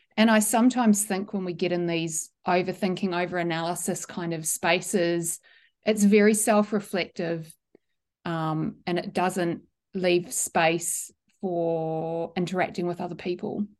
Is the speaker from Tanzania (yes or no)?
no; New Zealand; the original Scottish pronunciation that I grew up with in New Zealand was Mackay